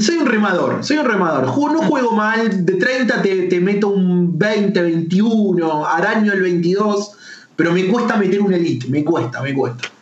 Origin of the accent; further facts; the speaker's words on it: Argentina; soy embajador argentino